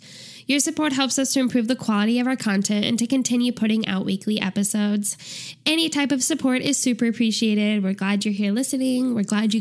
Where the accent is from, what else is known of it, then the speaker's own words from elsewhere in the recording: St. Louis, Missouri, United States; also born or lived in Kansas City / Springfield, Missouri; I am, like you said, from St. Louis